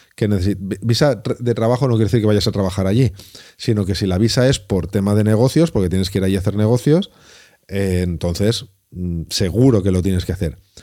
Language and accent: Spanish; Valencia, Valencian Community, Spain; yo que soy de Valencia